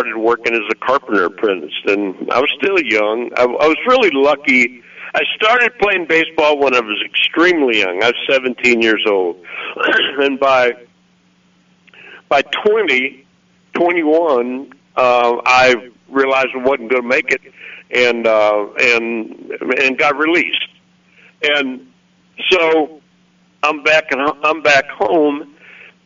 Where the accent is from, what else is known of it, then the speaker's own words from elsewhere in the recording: Missouri, United States; moved away as an adult; now in Arkansas, United States; I was from Missouri, but I virtually never went back